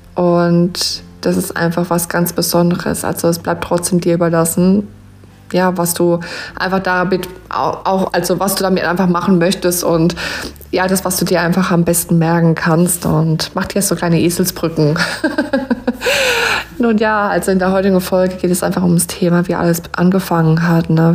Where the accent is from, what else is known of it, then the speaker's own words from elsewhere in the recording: Rhineland-Palatinate, Germany; accent: Pfälzisch; von Herzen bin ich eine Pfälzerin. Also ich wohne in der schönen Südpfalz-Gegend